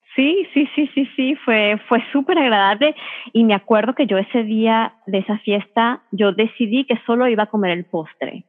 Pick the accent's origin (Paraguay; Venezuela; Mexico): Venezuela; Yo soy venezolana, sigo comiendo con el sazón venezolano